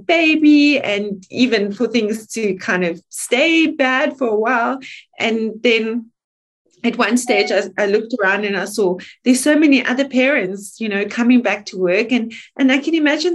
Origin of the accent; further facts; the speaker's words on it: South Africa; moved away as an adult; now in Switzerland; I'm South African. I am South African. It's what I am. I live here 20 years